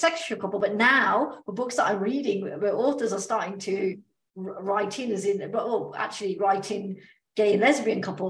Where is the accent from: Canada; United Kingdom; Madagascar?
United Kingdom; accent: British; now in Australia; my British accent, which is what I have